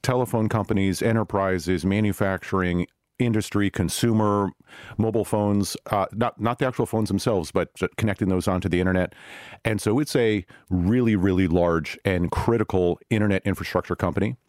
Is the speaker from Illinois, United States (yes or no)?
no; Silicon Valley, California, United States; I'm from Silicon Valley